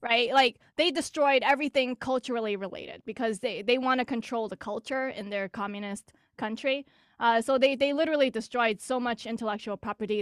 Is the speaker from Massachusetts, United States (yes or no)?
yes; Greater Boston, Massachusetts, United States